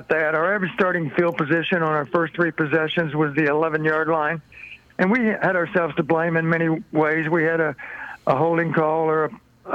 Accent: Blooming Grove, Texas, United States; I was from Blooming Grove

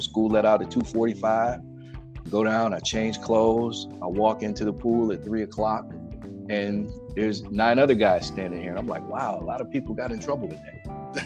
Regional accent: Highland Park, Michigan, United States; moved away as an adult; also born or lived in Detroit, Michigan; now in Las Vegas, United States; I grew up in Highland Park, Michigan, which is a small city relative to Detroit

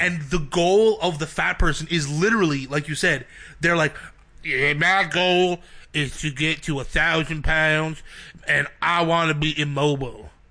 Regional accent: Brampton, Ontario, Canada; I grew up in Brampton

